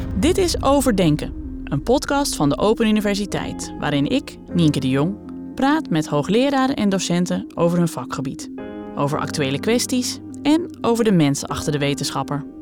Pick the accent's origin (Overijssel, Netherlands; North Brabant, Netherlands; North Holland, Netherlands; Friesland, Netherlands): Friesland, Netherlands; dat ik voor het eerst in een OU-podcast even Fries kan praten